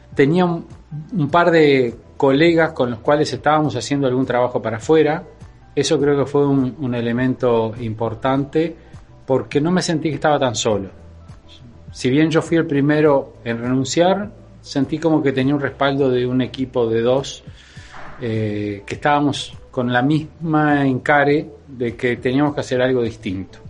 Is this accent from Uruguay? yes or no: yes; Uruguay